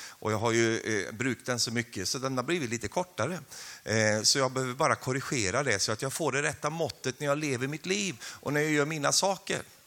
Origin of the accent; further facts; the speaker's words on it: Sweden; now in Karmøy, Norway; jag är ju svensk